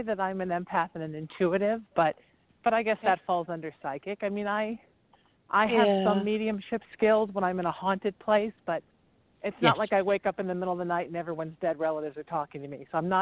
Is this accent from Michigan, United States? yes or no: no; Huntington Beach, California, United States; also born or lived in New Haven, Connecticut / Chicago / Baltimore; I'm originally from New Haven, Connecticut. Lived in Chicago for a while as a kid, then Baltimore. We moved to California when I was 13, and I grew up in Surf City, which is where I am right now, Huntington Beach, California.